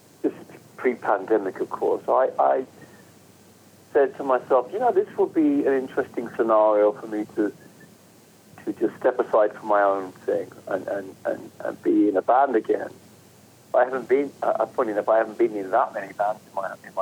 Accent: England, United Kingdom; I'm English, so... But I grew up in England

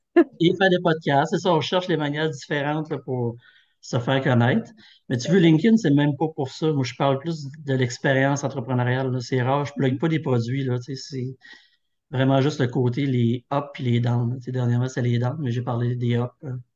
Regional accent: Thetford Mines, Quebec, Canada; je suis originaire de Thetford

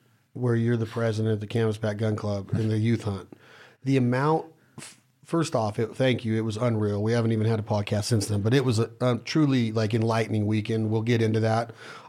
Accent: Ohio, United States; Well, I'm from Ohio. We kill them.

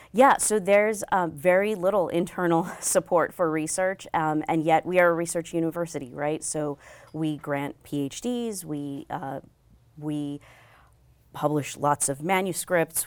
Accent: New Mexico, United States; moved away as an adult; also born or lived in Bangalore, India / Chicago, Illinois / Austin, Texas / California; we moved to New Mexico, which is where I spent most of my childhood

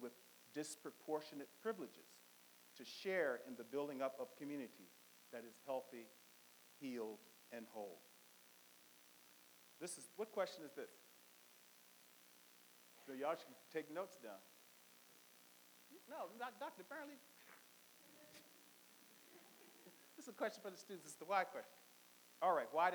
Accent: Richmond, Virginia, United States; I'm from Virginia, so I was born in segregation. I was born in St. Philip's Colored Hospital on Broad Street, downtown Richmond.

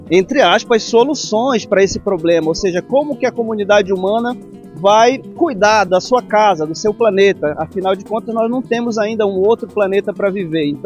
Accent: Amazon, Brazil; nós que somos da Amazônia, de uma região que está no centro dessa discussão

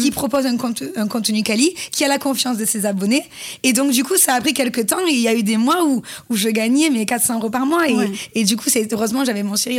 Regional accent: Marseille, Provence-Alpes-Côte d'Azur, France; accent: southern; en tant que petite Marseillaise

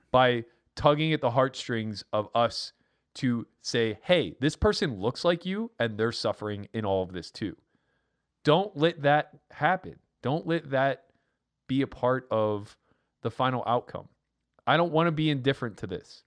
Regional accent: Pennsylvania, United States; I'm from Pennsylvania

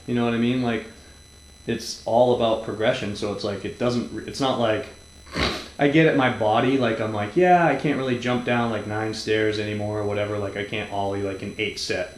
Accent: New England, United States; moved away; I grew up on the East Coast, pre-internet

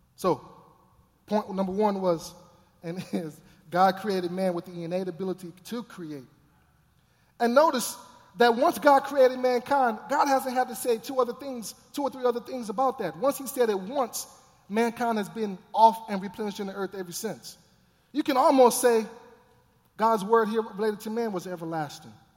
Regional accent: Texas, United States; I grew up in Texas

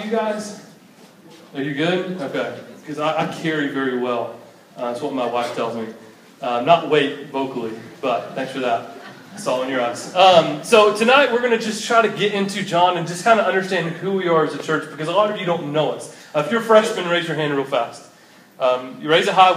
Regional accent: Cumming, Georgia, United States; also born or lived in Statesboro, Georgia; my hometown of Cummings

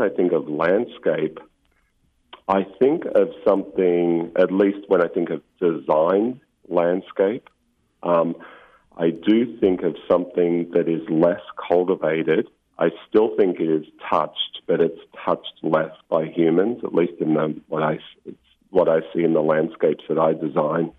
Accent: Victoria, Australia; moved away as an adult; also born or lived in Mornington Peninsula, Victoria / United Kingdom; now in Monterey, United States; I was 11 and I moved to a place called the Mornington Peninsula on the southern coast of Australia

